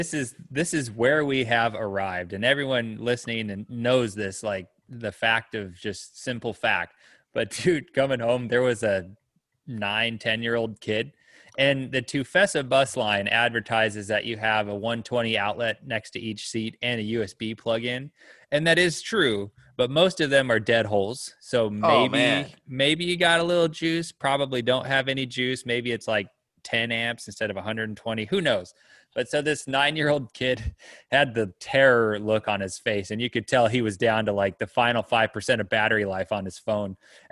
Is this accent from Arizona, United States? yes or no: yes; Arizona, United States; But growing up in Arizona